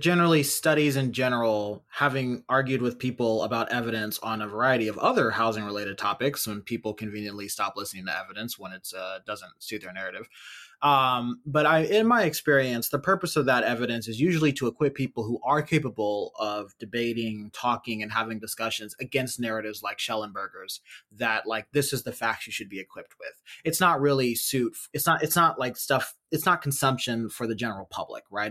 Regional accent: Berkeley, California, United States; local kids growing up in Berkeley

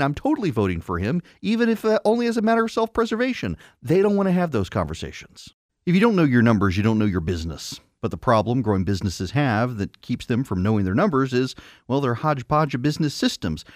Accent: United States; I'm an American

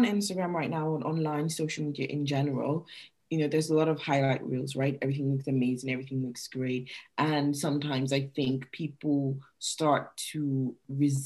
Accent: Nigeria; moved away; I'm Nigerian, like I'm from Nigeria originally, and moving here

